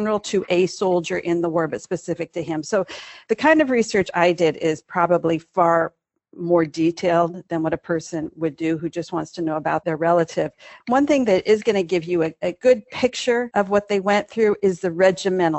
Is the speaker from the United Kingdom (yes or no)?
no; Butte, Montana, United States; moved away; my hometown of Butte, Montana